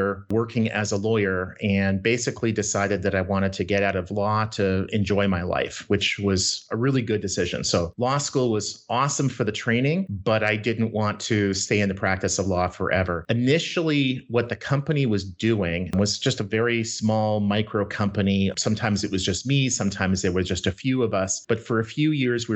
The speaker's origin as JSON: {"language": "English", "town": "Winnipeg", "region": "Manitoba", "country": "Canada", "tie": "born or raised there", "moved": "yes", "lives_now": "Minnesota, United States", "said": "I grew up in Winnipeg, Canada"}